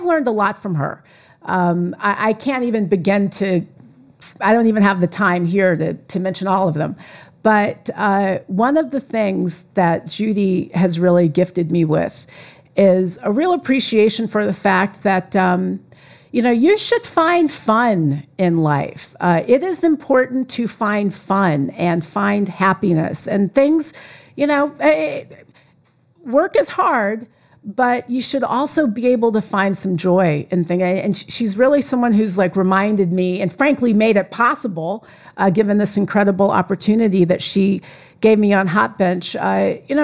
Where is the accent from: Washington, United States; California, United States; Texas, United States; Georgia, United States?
California, United States; I am from California